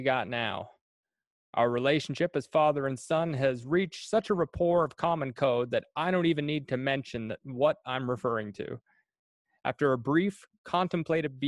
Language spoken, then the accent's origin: English; New Perth, Prince Edward Island, Canada; I grew up in New Perth, Prince Edward Island, which is a little area just outside of Cardigan